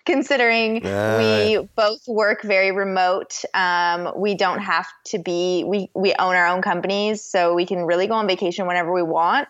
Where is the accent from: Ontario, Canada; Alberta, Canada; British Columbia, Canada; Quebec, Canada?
Ontario, Canada; Toronto; moved away as an adult; now in Austin, United States; I'm originally from Canada, from Toronto, so like mid-eastern Canada. And I have moved to the United States, and I live now in just south of Austin, Texas